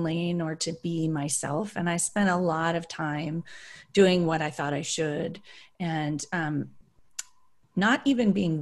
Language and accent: English; Berkeley, California, United States; I grew up in Berkeley